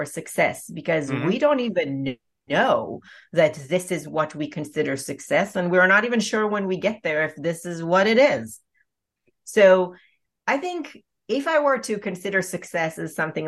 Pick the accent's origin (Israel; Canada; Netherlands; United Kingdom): Israel; I was born in Israel